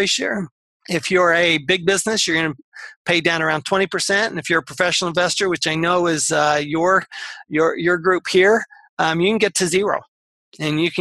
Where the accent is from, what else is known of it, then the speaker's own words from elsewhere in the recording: Salt Lake City, Utah, United States; I grew up in Salt Lake City, Utah.